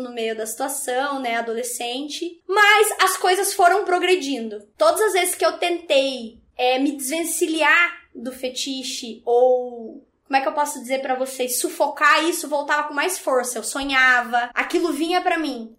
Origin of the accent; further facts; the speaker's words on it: Ponta Grossa, Paraná, Brazil; eu sou aqui do Paraná, de uma cidade próxima de Curitiba, onde a gente tá, que é Ponta Grossa